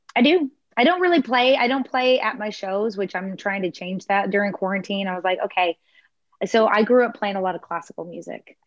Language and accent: English; Houston, Texas, United States; also born or lived in Clear Lake, Texas / Atascocita, Texas; now in Galveston County, United States; I was born in Clear Lake. And when I was one, we moved to Houston. And then I moved to Atascocita with my parents and my sister when I was about 12 or so